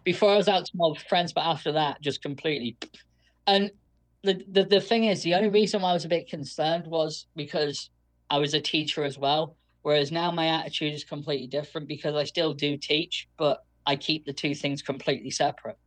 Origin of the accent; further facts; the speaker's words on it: United Kingdom; I am British